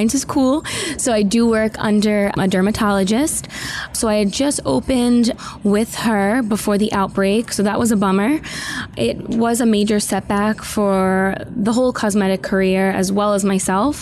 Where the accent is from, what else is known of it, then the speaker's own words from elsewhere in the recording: New York City, New York, United States; I'm from Staten Island, New York